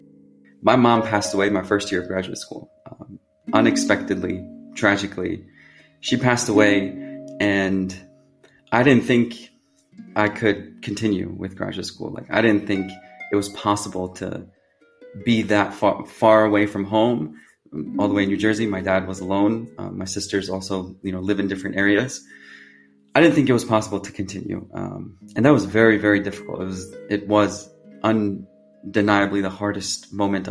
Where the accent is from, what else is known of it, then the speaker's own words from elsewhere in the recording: Pakistan; first language Urdu; English is a second language; now in Berkeley, United States; as a Pakistani, I speak Urdu. That's our native language.